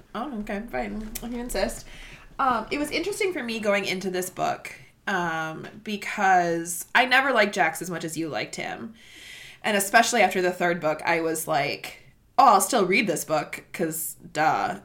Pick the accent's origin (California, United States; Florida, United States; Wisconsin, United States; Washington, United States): Wisconsin, United States; accent: Wisconsin; we're we're very Midwestern. Our, yeah, our Wisconsin accents.